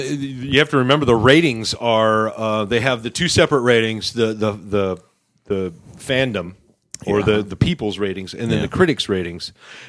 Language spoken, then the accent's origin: English; Texas, United States; But no, really, I'm from Texas.